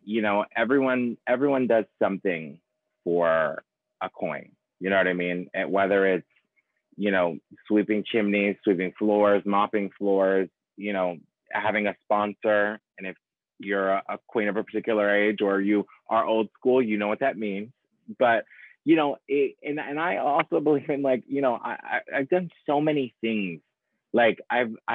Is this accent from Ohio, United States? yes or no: yes; Ohio, United States; moved away as an adult; also born or lived in New York; now in Los Angeles, United States; I'm originally from Ohio. And so in the Midwest